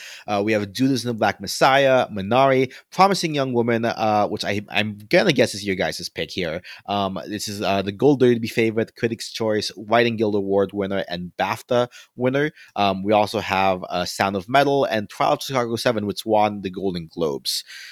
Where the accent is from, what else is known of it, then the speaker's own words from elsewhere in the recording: Philippines; I'm not of Indian heritage, I'm Filipino, but there's also like a lot of parallels between, you know, having spent some time growing up in the Philippines